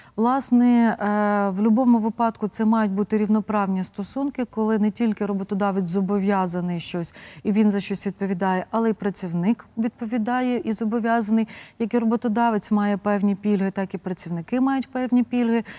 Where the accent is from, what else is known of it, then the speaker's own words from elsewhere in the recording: Prykarpattia, Ukraine; я сама народилася в Прикарпатті